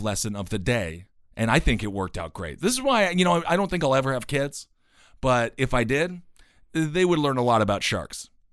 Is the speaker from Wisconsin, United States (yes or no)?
yes; Stevens Point, Wisconsin, United States; my hometown again of Stevens Point, Wisconsin